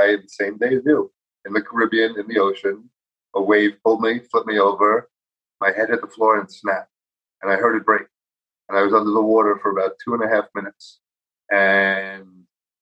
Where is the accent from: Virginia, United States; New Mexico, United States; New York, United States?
New York, United States; New York City; I grew up in New York City on 85th and 3rd in the Jefferson Building